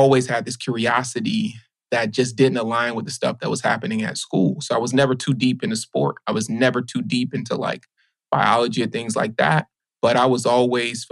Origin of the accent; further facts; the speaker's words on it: Baton Rouge, Louisiana, United States; also born or lived in New Orleans; growing up in Louisiana, my folks worked at chemical plants